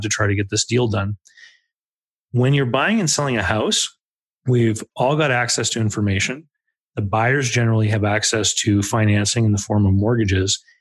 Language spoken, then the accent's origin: English; Canada; Growing up in Canada